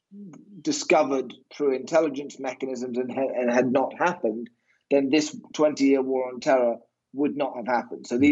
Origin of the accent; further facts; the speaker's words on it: United Kingdom; I'm obviously British